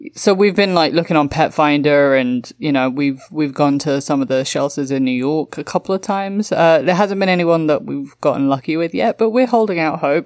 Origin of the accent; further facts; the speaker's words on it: London, United Kingdom; my hometown of London